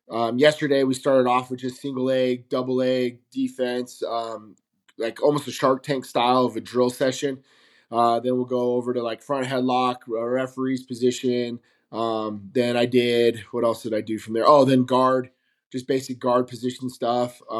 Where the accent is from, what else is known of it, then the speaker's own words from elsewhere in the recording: Las Vegas, Nevada, United States; I'm from Las Vegas, Nevada, born and raised